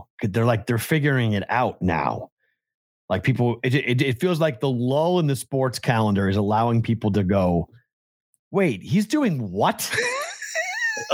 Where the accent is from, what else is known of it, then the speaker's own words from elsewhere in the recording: East Coast, United States; Because growing up on the East Coast, people would talk about the Premier League.